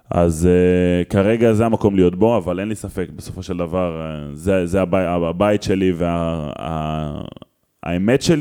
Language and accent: Hebrew; Israel; בתור ילד בקיבוץ